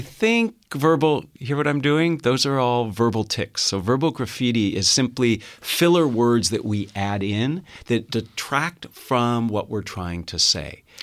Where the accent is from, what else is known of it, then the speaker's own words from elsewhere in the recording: Los Gatos, California, United States; I'm a local boy. I, I grew up in Los Gatos, uh, a stone's throw from here